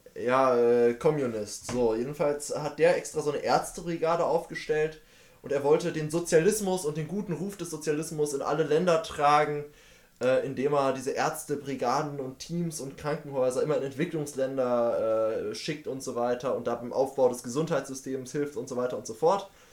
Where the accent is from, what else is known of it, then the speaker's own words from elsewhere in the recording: Münster, North Rhine-Westphalia, Germany; Ich bin in Münster geboren und ich werde mein Leben wahrscheinlich zum Großteil in Münster leben